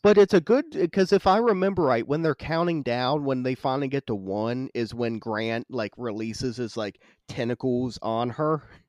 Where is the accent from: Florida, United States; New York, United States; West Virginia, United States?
West Virginia, United States; I grew up in West Virginia, fucking wrong turn country